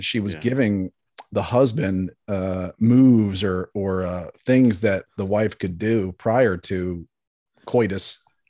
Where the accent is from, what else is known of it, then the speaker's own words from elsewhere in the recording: Baltimore, Maryland, United States; now in Dallas–Fort Worth, United States; I grew up in Maryland and Baltimore